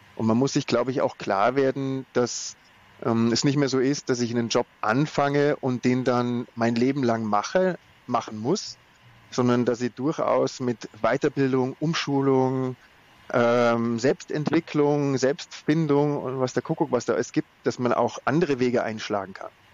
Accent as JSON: {"language": "German", "country": "Germany", "said": "bei uns in Deutschland"}